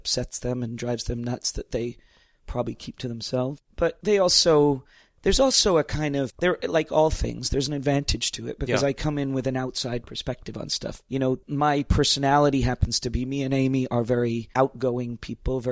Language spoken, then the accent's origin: English; Toronto, Ontario, Canada; also born or lived in Stratford, Ontario / New York; now in Niagara-on-the-Lake, Canada; But mostly I grew up in Toronto in the middle of the city